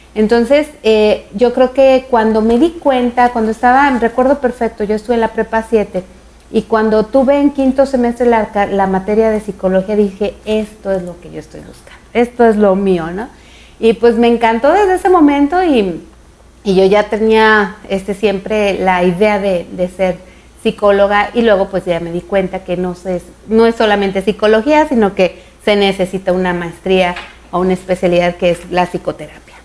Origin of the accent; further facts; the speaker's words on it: Zapopan, Jalisco, Mexico; also born or lived in Guadalajara, Jalisco; Zapopan, Jalisco, ahí crecimos.